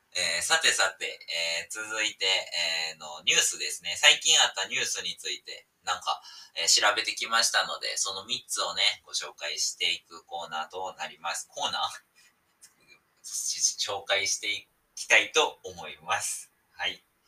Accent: Osaka, Japan; 大阪出身なんですけど

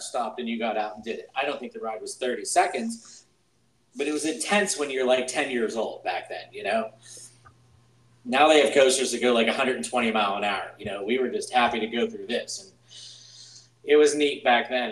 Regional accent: Pittsburgh, Pennsylvania, United States; I'm from Pittsburgh, Pennsylvania

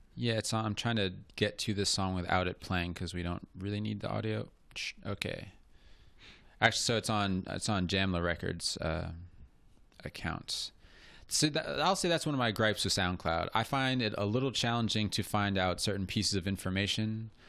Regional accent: Cincinnati, Ohio, United States; I'm from Cincinnati

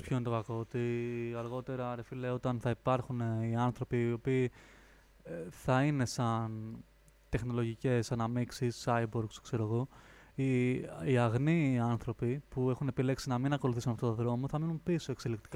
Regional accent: Lemnos, North Aegean, Greece; moved away as an adult; also born or lived in Florina; now in Athens, Greece; μεγάλωσα Λίμνο

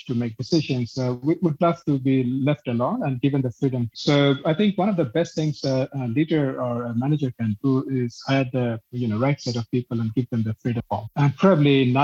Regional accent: Bangladesh; moved away as an adult; now in Jakarta, Indonesia; I grew up in Bangladesh, but from 2006, I've been outside.

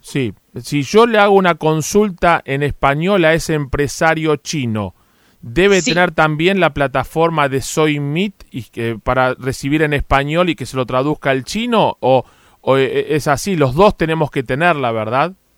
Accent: Argentina; nos tiene a los argentinos muy interesados

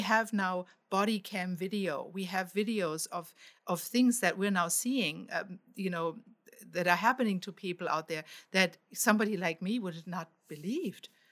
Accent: Germany; now in United States; I grew up in Germany

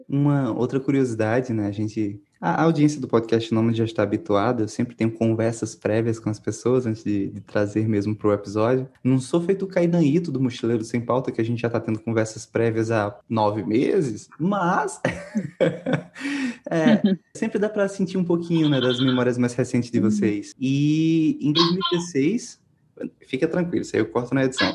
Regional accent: Pernambuco, Brazil; eu sou de Pernambuco

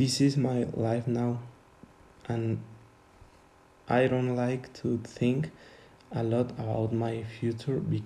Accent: Tuxtla Gutiérrez, Chiapas, Mexico; English is a second language; I was born in Tuxtla Gutiérrez, Chiapas, so my nationality is Mexican.

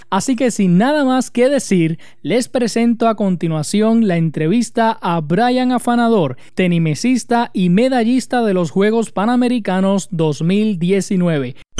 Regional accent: Utuado, Puerto Rico; de mi pueblo de Utuado

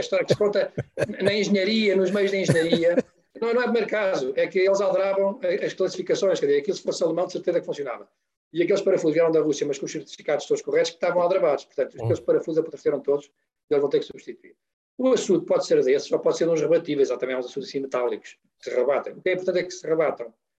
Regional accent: Oeste, Portugal; nós, antes de sermos engenheiros, somos pessoas do Ribatejo e do Oeste, eu sou do Oeste

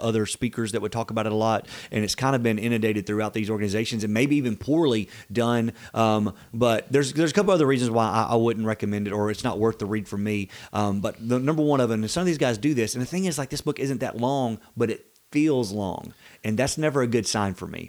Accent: the South, United States; We're from the South

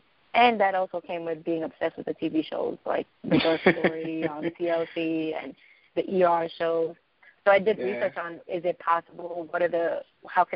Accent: New York City, New York, United States; I grew up in East New York

